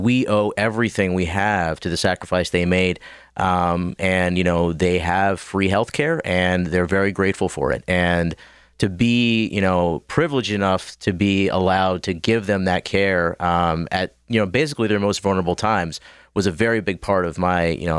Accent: State College, Pennsylvania, United States; So I grew up in Central PA, State College. Went to LECOM in Erie for med school. Moved here to Pittsburgh for a couple years to do my clinical rotations at the hospitals here.

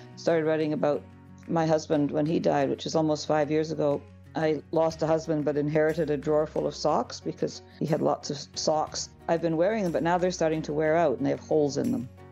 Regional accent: Victoria, British Columbia, Canada; moved away as an adult; also born or lived in Ireland; now in Haida Gwaii, Canada; I grew up on Vancouver Island

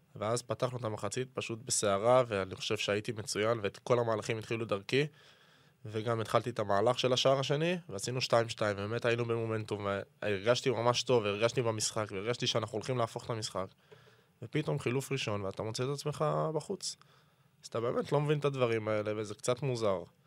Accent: Israel; moved away as an adult; now in Pisa, Italy; אין על הארץ, אין על תל אביב, זה הארץ שגדלתי בה

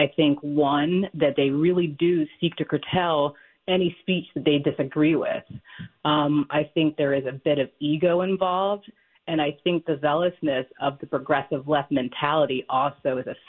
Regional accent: Philadelphia, Pennsylvania, United States; moved away as an adult; now in Springfield Township, United States; So I've been in Springfield Township for about 7 years. I was born and raised in Philadelphia. I left, traveled the country, and I came back to this area.

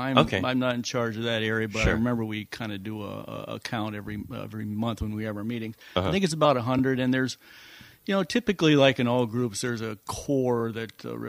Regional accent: Jackson, Michigan, United States; We moved all around, and then finally my parents settled in Jackson. So I grew up in Michigan, Michigan.

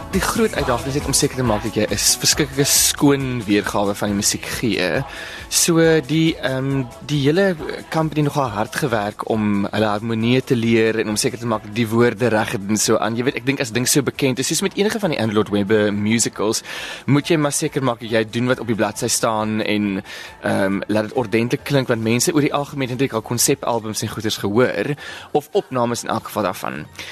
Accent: Bellville, Western Cape, South Africa; ek is natuurlik van Belwel oorspronklik

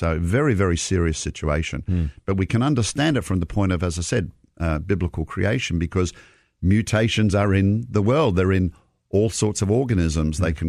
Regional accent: Australia; now in United States; we look at the winter in the Southern Hemisphere, like my home country of Australia

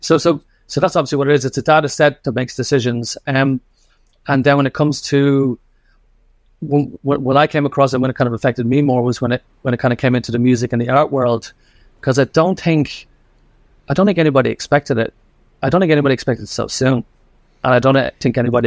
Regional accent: Dublin, Leinster, Ireland; moved away as an adult; now in Australia; I grew up in Dublin

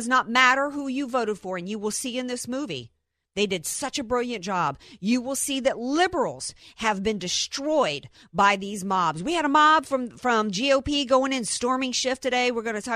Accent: the South, United States; in the South

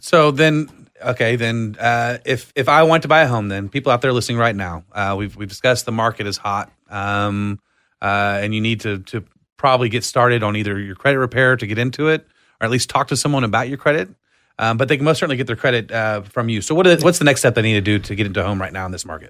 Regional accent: Austin, Texas, United States; I was born and raised in Austin

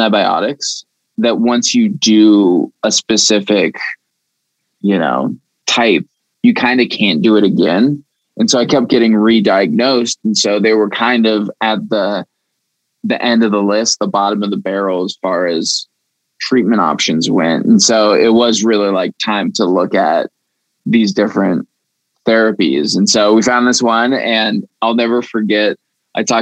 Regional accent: Aurora, Colorado, United States; Born and raised in Aurora, Colorado

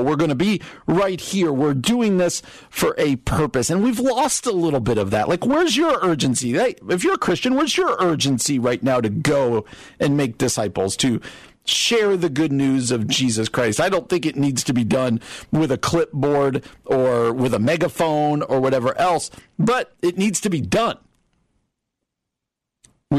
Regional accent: New Jersey, United States; I grew up in New Jersey

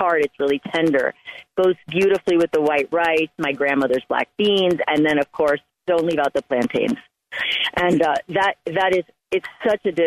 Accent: Miami, Florida, United States; moved away as an adult; also born or lived in Cuba (heritage); now in Colorado, United States; I was raised in Miami

